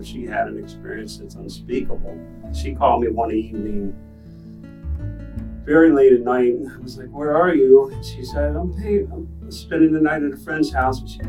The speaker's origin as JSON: {"language": "English", "town": "McLean", "region": "Virginia", "country": "United States", "tie": "born or raised there", "said": "I was raised in McLean, and my parents lived in McLean"}